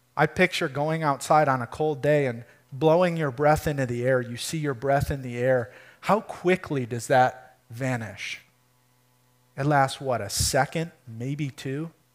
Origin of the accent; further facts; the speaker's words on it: Michigan, United States; moved away as an adult; we're from Michigan